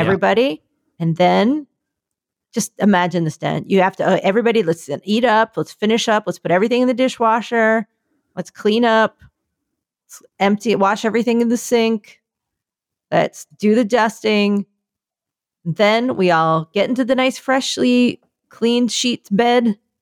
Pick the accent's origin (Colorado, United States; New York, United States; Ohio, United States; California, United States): New York, United States; New York City; I'm from New York